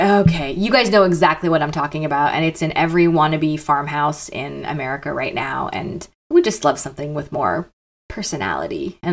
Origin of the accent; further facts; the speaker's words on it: Canada; also born or lived in the South, United States; now in United States; I'm Canadian